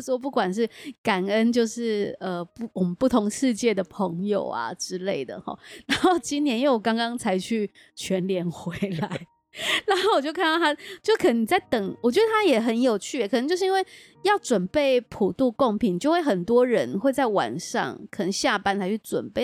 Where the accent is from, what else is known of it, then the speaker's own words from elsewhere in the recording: Taichung, Taiwan; 我们台中人